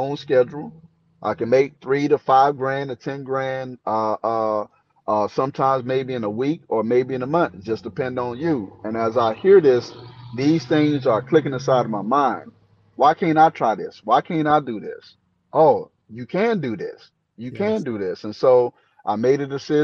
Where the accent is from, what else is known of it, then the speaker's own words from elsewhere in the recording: Maple Hill, North Carolina, United States; moved away as an adult; now in Spokane, United States; I'm actually from North Carolina, a little small town called Maple Hill. It's on the outskirts of Jacksonville